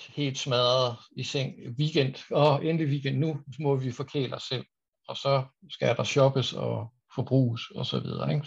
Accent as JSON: {"language": "Danish", "town": "Aarhus", "region": "Central Denmark Region", "country": "Denmark", "tie": "born or raised there", "moved": "yes", "lives_now": "Copenhagen, Denmark", "said": "jeg er også en gammel Aarhus-dreng"}